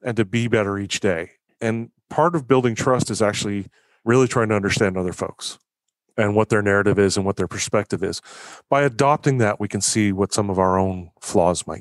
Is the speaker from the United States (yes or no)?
no; Canada; also born or lived in Victoria; as a Canadian living in Canada